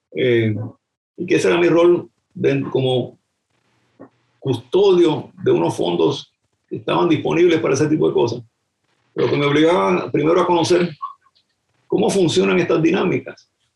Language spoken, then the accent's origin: Spanish; Puerto Rico; moved away as an adult; haber nacido allí